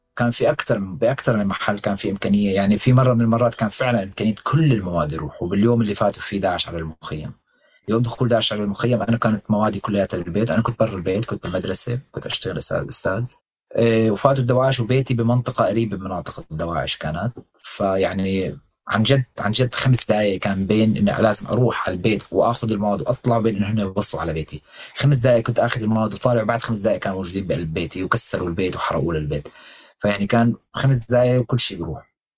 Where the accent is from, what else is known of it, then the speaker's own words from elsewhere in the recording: Damascus, Damascus Governorate, Syria; moved away as an adult; انا ابن هذا المكان